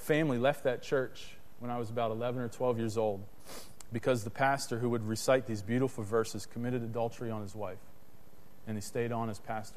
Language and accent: English; Harrisburg, Pennsylvania, United States; when I was a kid, my family, we grew up in Harrisburg, Pennsylvania